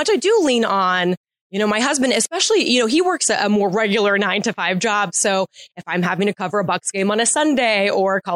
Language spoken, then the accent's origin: English; Tampa, Florida, United States; growing up in Tampa Bay